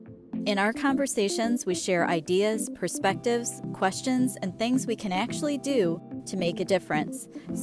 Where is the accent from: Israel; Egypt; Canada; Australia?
Canada; I'm from Canada.